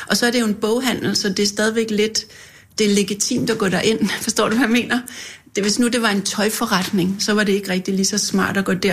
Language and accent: Danish; Helsingør, Capital Region of Denmark, Denmark; also born or lived in Rungsted / Africa; Jamen, jeg kommer fra Nordsjælland. Jeg er født i Helsingør og har gået i skole i Rungsted, men øh, har faktisk boet de første 10 år af mit liv i Afrika